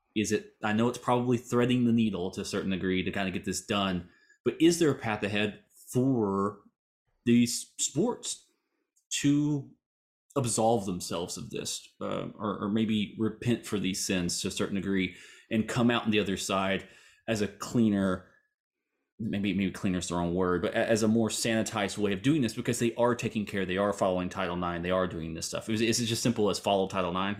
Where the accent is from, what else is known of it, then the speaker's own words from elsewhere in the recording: Hugo, Oklahoma, United States; I grew up in Hugh, Oklahoma